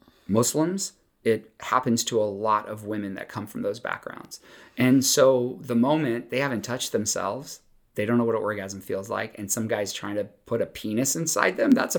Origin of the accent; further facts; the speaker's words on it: the South, United States; But I grew up in the South, so it was kind of everywhere.